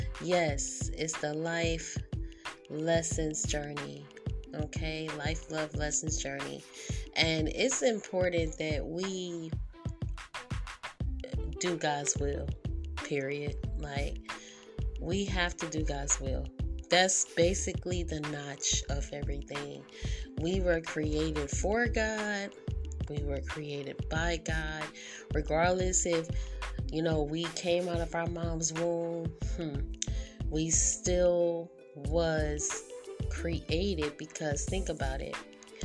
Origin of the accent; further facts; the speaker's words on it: England, United Kingdom; I'm English. Like, I was born as a Gentile.